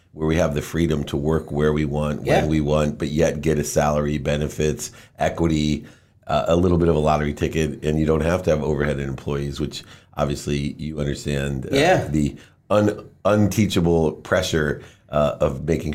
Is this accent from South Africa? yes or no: no; Akron, Ohio, United States; Education was always the way out when I grew up in Akron, Ohio